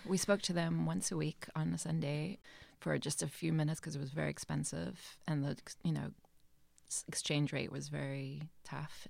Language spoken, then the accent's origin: English; Johannesburg, Gauteng, South Africa; also born or lived in rural Eastern Cape, South Africa; now in Cape Cod, United States; moved to Johannesburg, um, where my father taught at another university there